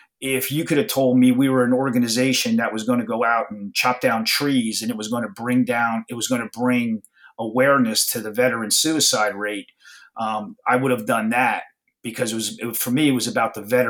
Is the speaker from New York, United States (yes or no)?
no; New Jersey shore, United States; I grew up on the New Jersey shore